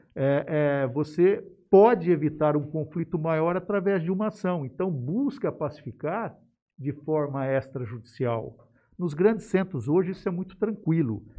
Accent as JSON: {"language": "Portuguese", "town": "Jales", "region": "São Paulo", "country": "Brazil", "tie": "born or raised there", "said": "eu cresci em Jales, eu vi a, a cidade crescer também"}